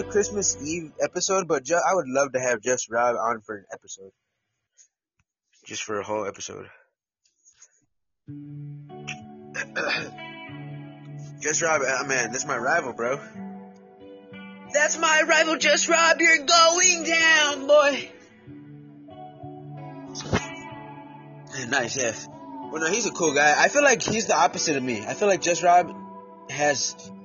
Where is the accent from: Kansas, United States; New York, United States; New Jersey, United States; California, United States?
New York, United States; I'm the guy from New York